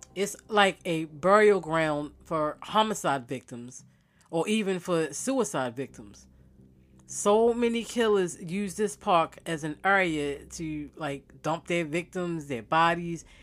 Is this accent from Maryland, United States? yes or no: yes; Baltimore, Maryland, United States; I'm from Bmore